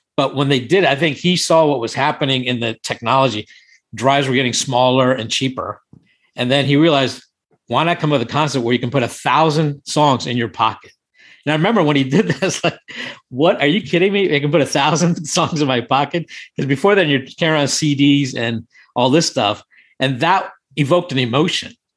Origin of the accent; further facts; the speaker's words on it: India; also born or lived in Thailand; now in Washington, D.C., United States; I'm Indian originally from, born in India